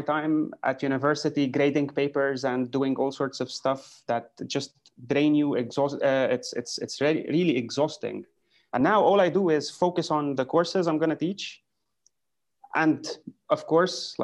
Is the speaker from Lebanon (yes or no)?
yes; Lebanon; I come from Lebanon